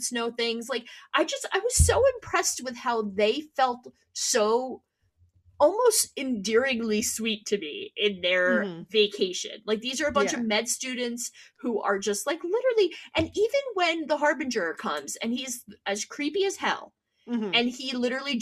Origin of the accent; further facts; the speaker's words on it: United States; we're American